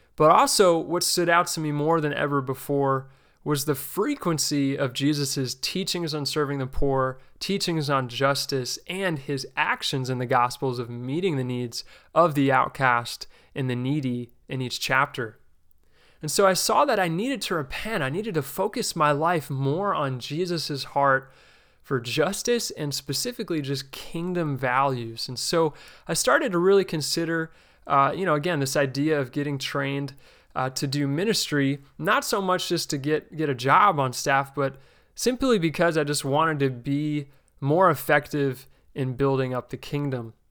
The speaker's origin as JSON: {"language": "English", "region": "New Jersey", "country": "United States", "tie": "born or raised there", "said": "I grew up in the New Jersey region of the New York City Church of Christ"}